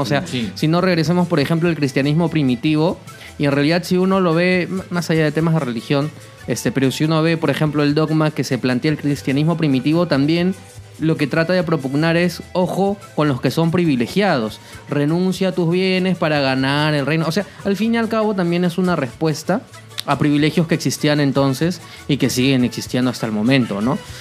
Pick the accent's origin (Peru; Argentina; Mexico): Peru